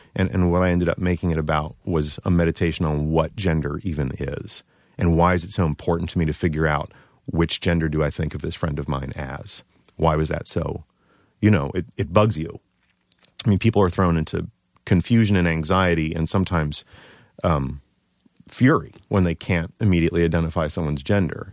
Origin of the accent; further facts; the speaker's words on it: Baltimore, Maryland, United States; now in New York, United States; I'm originally from Baltimore